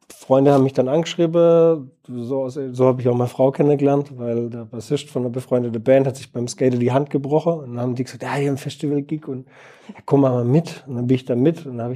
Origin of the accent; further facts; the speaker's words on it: Heilbronn, Baden-Württemberg, Germany; now in Bielefeld, Germany; Äh, Heilbronn.